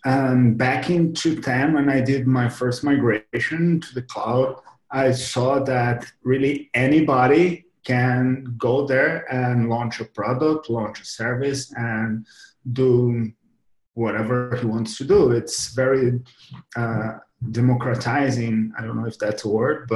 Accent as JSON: {"language": "English", "country": "Brazil", "moved": "yes", "lives_now": "Madrid, Spain", "said": "I'm from Brazil, actually, originally. I'm now in Madrid"}